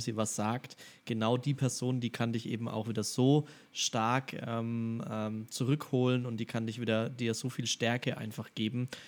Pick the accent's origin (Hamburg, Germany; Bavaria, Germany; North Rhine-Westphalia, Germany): Bavaria, Germany; Franconia; sagt man bei uns in Franken